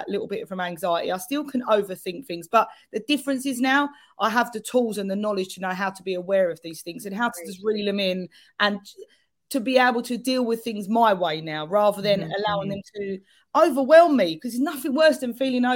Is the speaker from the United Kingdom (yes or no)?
yes; London, United Kingdom; accent: London; my very London accent